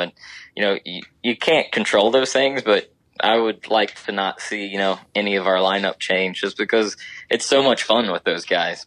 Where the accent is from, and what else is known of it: Ohio, United States; born or raised there